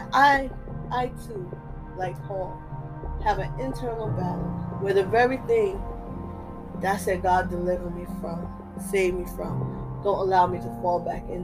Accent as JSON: {"language": "English", "region": "New Jersey", "country": "United States", "tie": "born or raised there", "said": "I'm from Jersey. You know, so Desire talks like people in Jersey. I talk like preachers in Jersey. Talk like Christians in Jersey. Because that's where I grew up"}